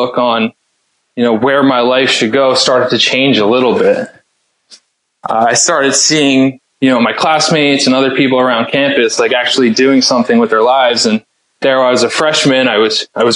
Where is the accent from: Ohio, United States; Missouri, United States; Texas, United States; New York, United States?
New York, United States; Stony Brook; also born or lived in Clemson, South Carolina; I was raised out in Long Island in a small town called Stony Brook.